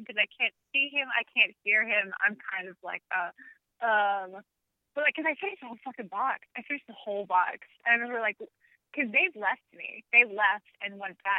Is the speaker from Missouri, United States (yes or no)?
yes; Kansas City, Missouri, United States; now in New York City, United States; I'm from Kansas City, Missouri, and we were in Kansas City